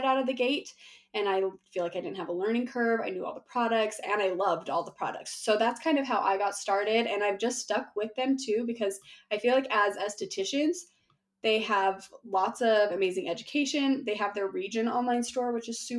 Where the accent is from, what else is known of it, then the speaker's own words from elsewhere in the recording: Utah, United States; I am from Utah